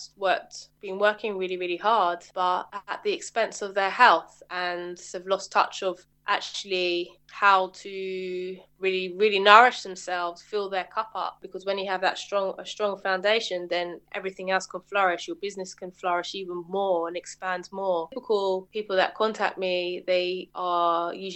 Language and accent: English; Middlesex, outskirts of London, United Kingdom; I grew up, I guess, just on the outskirts of London, Middlesex